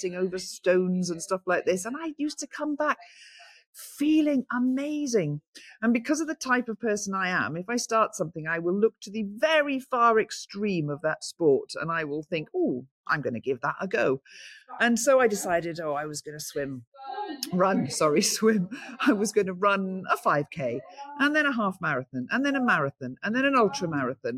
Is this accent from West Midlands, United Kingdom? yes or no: no; St Davids, Wales, United Kingdom; Because I was born in St. David's, I've lived in St. David's all my life